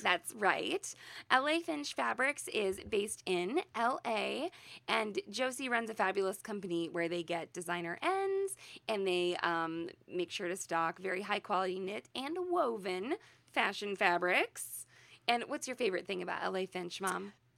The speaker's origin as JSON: {"language": "English", "region": "Midwest", "country": "United States", "said": "we're from the Midwest, we're, we're in the middle of the country, middle of the United States"}